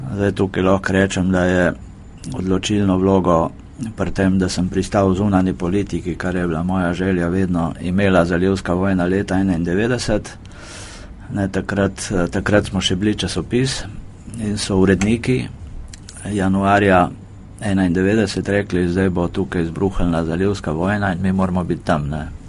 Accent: Primorska, Vipava Valley, Slovenian Littoral, Slovenia; moved away as an adult; now in Ljubljana, Slovenia; jaz drugač prihajam z Primorske, z Vipavske doline

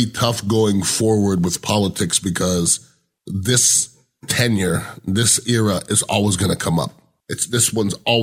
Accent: United States; we're, as American intelligent people

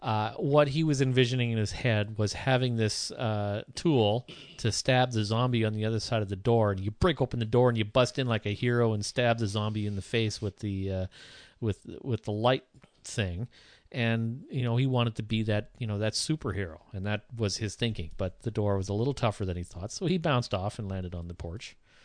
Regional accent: Sault Ste. Marie, Ontario, Canada; When I was growing up in Sault Ste. Marie, my whole life, everywhere I went in the Sioux, I was in my parents' car or in my grandmother's car

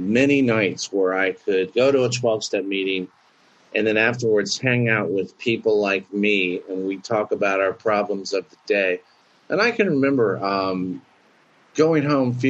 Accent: Florida, United States; growing up in Florida playing baseball

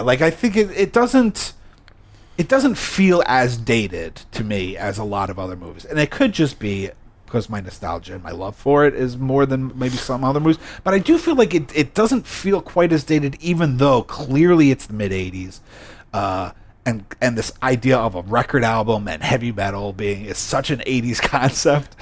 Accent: United States; me as an American

